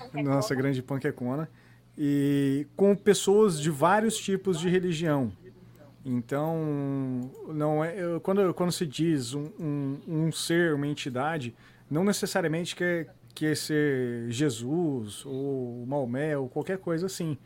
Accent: Brazil; a gente vive sendo brasileiro

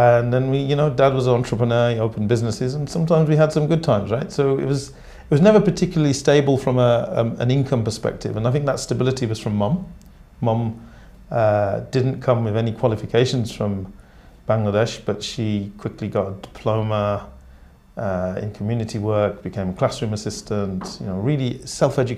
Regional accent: Birmingham, West Midlands, United Kingdom; I grew up in inner city Birmingham in Small Heath

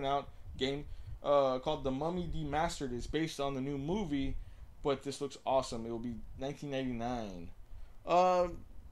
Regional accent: Houston, Texas, United States; my hometown team

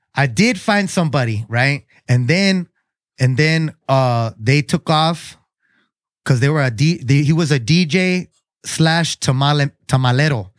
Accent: Chula Vista, California, United States; I grew up in Chula Vista too, South Chula Vista.

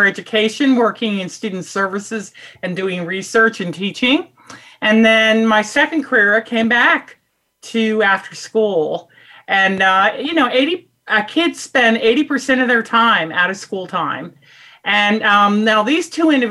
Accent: Washington, District of Columbia, United States; I'm originally from Washington, D.C., one of the few natives of D.C.

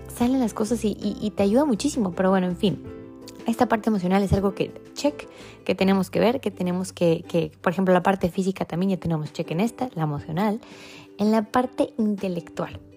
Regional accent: Tecate, Baja California, Mexico; moved away; de donde yo vengo es una ciudad muy chiquita que se llama Tecate

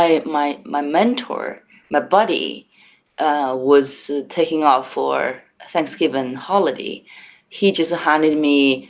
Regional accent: Changsha, Hunan, China; I grew up in Hunan province in Changsha, the capital city of Hunan.

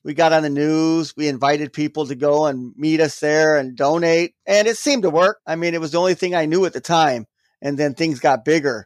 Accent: Florida, United States; also born or lived in Gary, Indiana; now in Milwaukee, United States; we moved to Florida when I was, like, six or seven. I grew up there, so that's always my home

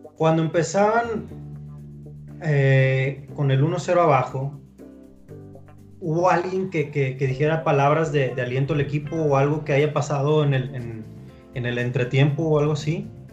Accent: Monterrey, Nuevo León, Mexico; la, gente acá de, Monterrey

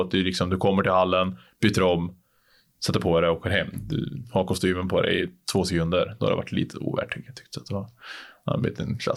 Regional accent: Sweden; men det är kul att testa på något som man aldrig, aldrig, aldrig skulle ha på sig hemma i Sverige.

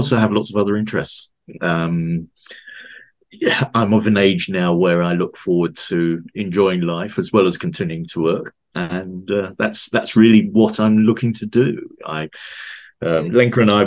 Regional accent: London, United Kingdom; also born or lived in Switzerland; now in West Yorkshire, United Kingdom; I'm a Londoner by birth. I now live in West Yorkshire in the UK

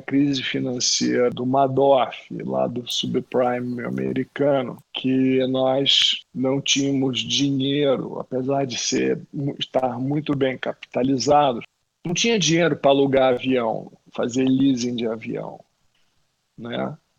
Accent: Rio de Janeiro, Brazil; eu, como carioca

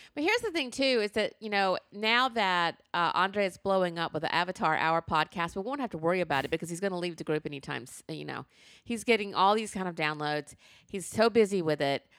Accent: the South, United States; I was born in the South.

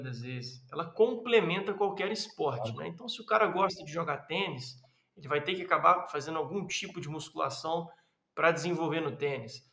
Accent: Minas Gerais, Brazil; moved away; also born or lived in southern Brazil

